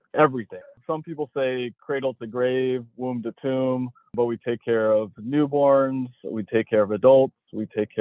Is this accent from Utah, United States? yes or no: no; Texas, United States; moved away as an adult; also born or lived in Houston / Chicago; now in Pittsburgh, United States; born and raised in Texas, just lived there all my life